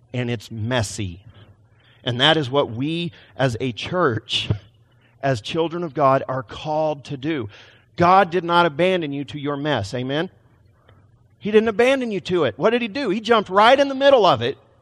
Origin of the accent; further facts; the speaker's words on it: Texas, United States; now in Portland, United States; I came from Texas, not Portland